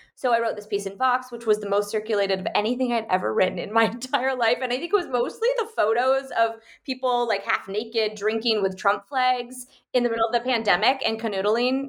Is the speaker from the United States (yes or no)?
yes; United States; born or raised there; moved away